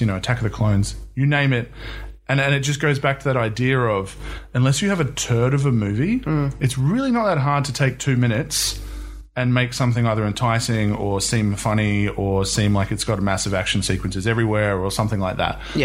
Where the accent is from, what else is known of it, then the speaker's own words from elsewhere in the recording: New Zealand; now in Australia; I'm from New Zealand, but I live in Australia